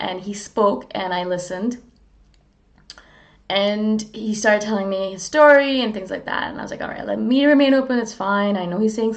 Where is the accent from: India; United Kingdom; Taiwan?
India; moved away; also born or lived in Canada; I'm not Canadian. I'm originally from India. I'm Canadian Indian